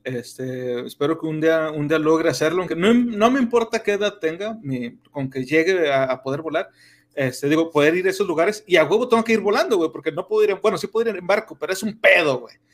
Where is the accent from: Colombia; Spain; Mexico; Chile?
Mexico